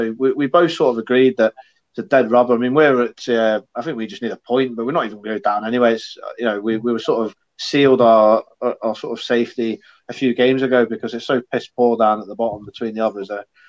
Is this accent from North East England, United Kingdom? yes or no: no; Ipswich, East of England, United Kingdom; I was born in Ipswich